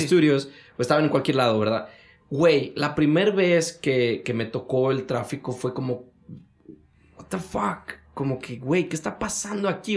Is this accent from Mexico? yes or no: yes; Mexico; moved away as an adult; now in United States; soy mexicano